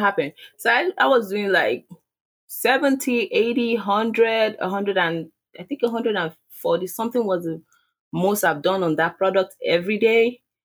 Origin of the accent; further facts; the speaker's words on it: Nigeria; accent: Nigerian; my Nigerian accent.